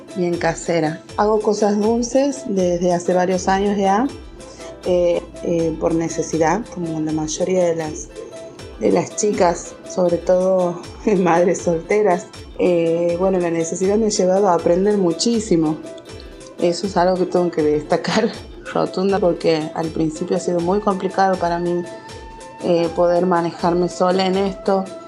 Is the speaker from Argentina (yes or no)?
yes; Santiago del Estero, Argentina; soy de Santiago del Estero, capital.